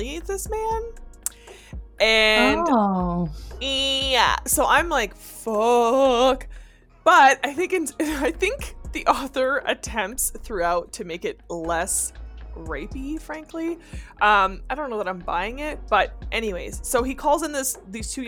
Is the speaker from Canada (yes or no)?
yes; Canada; as a Canadian